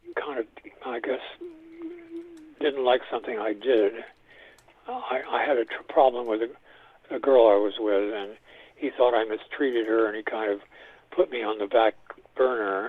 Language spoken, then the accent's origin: English; New York City, New York, United States; also born or lived in Spain / San Francisco Bay Area; I grew up in New York City